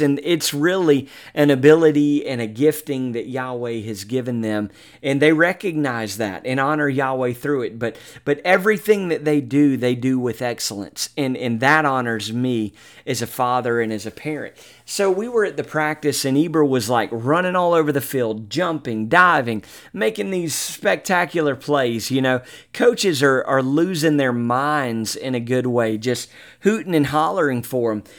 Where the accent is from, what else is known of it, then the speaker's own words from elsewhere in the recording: Mobile, Alabama, United States; Mobile, Alabama, my hometown